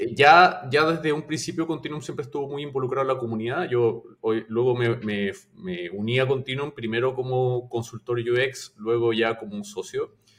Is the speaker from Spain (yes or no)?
no; Chile; moved away as an adult; now in Peru; Yo soy de Chile, eh, pero vivo en Perú hace cierto tiempo